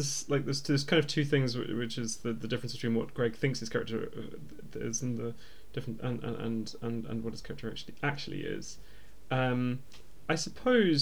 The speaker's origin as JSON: {"language": "English", "region": "Scotland", "country": "United Kingdom", "said": "I'm Scottish"}